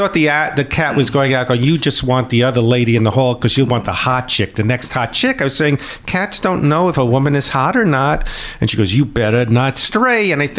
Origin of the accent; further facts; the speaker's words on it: San Francisco, California, United States; we're originally from San Francisco